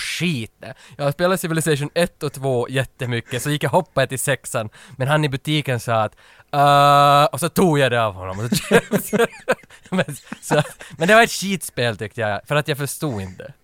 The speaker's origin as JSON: {"language": "Swedish", "town": "Vaasa", "region": "Ostrobothnia", "country": "Finland", "tie": "born or raised there", "accent": "Finland Swedish, Vaasa dialect", "moved": "yes", "said": "jag kommer från Österbotten, som är Vasa, mm. i öst, västra Finland, mitten ungefär."}